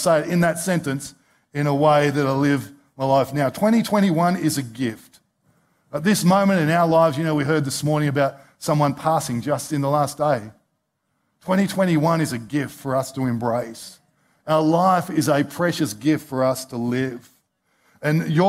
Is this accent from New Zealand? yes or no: no; Australia; as one Australian to another